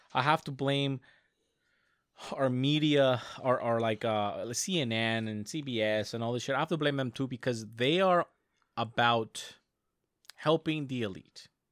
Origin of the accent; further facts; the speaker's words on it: United States; I as an American